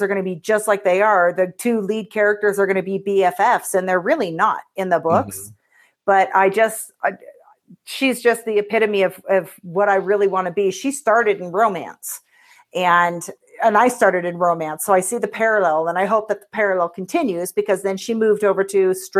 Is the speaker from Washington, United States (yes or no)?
yes; Seattle, Washington, United States; I grew up in Seattle